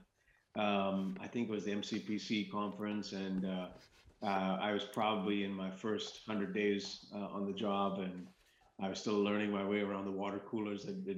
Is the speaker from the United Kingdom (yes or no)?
no; India; moved away as an adult; now in United States; I came to this country when I was 18 in the late 1980s. And prior to that first 18 years of my life, I grew up in India.